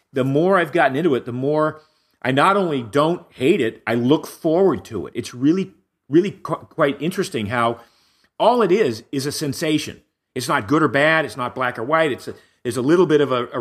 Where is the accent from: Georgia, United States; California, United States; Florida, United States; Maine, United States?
Maine, United States; now in Malibu, United States; I grew up in Maine